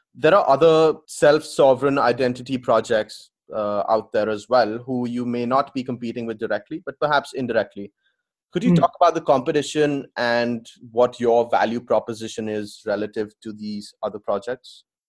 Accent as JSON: {"language": "English", "country": "India", "said": "I come from India as well"}